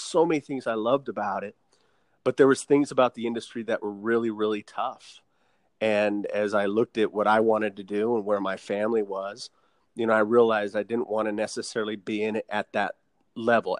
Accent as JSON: {"language": "English", "region": "Southern Nevada", "country": "United States", "tie": "born or raised there", "said": "we're born and raised in Southern Nevada. And so I always got to stay home and be in one market."}